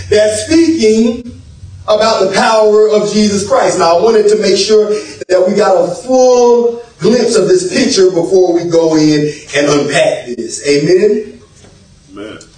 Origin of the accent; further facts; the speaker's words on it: South Florida, United States; Now, myself, I'm from South Florida. I'm from South Florida